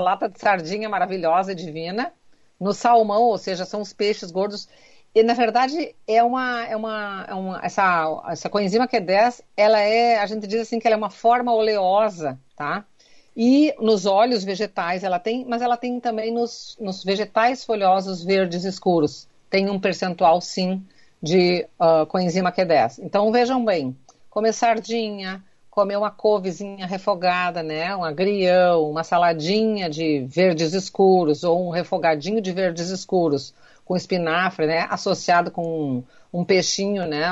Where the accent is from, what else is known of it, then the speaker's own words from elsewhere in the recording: Rio Grande do Sul, Brazil; Como um bom gaúcho, a gente diz vitamina